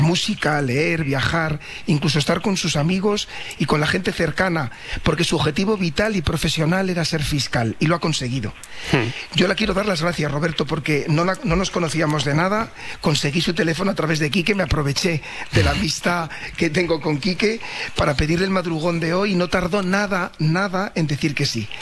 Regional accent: Valladolid, Castile and León, Spain; moved away as an adult; now in Sabadell, Spain; yo también soy nacido en Valladolid

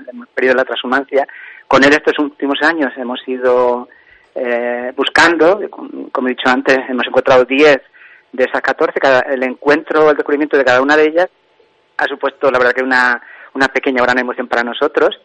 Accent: Santiago del Collado, Castile and León, Spain; Santiago de la Valle, el pueblo donde yo nací

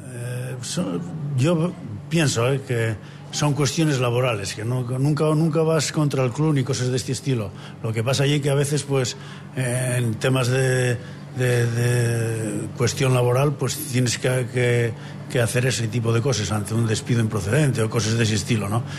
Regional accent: Asturias, Spain; creo yo que como asturiano y como profesor de educación física esto no debe morir así

